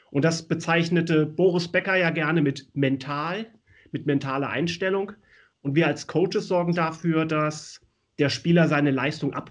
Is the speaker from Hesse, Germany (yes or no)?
yes; Hesse, Germany; born there; moved away as an adult; now in Hamburg, Germany; Ich bin, also ich bin ja gebürtig aus der Nähe von Wiesbaden und bin aus der Torwartschule von Bad Schwalbach und SG Wallau Massenheim entsprungen